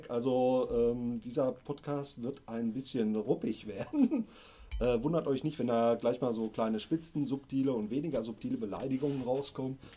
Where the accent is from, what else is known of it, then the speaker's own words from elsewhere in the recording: Sauerland, North Rhine-Westphalia, Germany; Ich komme aus dem wunderschönen Sauerland.